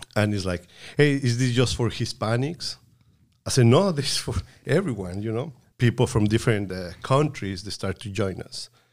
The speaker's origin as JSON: {"language": "English", "region": "Puebla", "country": "Mexico", "tie": "born or raised there", "moved": "yes", "said": "in Puebla, my home state, uh, we used to go to the Methodist Church"}